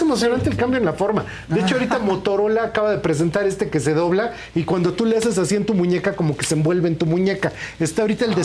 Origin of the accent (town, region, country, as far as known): Mexico